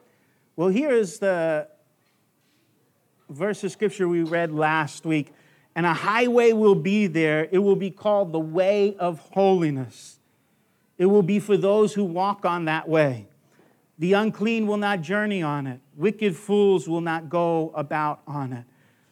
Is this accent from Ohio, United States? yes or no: no; Long Island, New York, United States; I know growing up in Long Island, New York, I thought the yoke was an egg yolk. I was very distant from the farms.